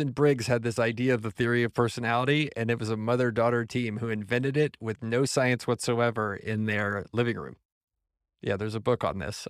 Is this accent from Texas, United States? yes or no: yes; San Antonio, Texas, United States; moved away as an adult; also born or lived in San Francisco Bay Area; I was from San Antonio